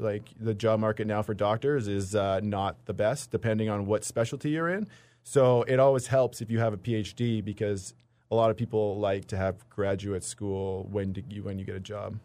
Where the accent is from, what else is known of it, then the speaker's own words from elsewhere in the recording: British Columbia interior, Manitoba, Canada; moved away as an adult; also born or lived in Toronto; now in Winnipeg, Canada; I grew up in Manitoba a little bit, grew up in B C. uh, in the interior.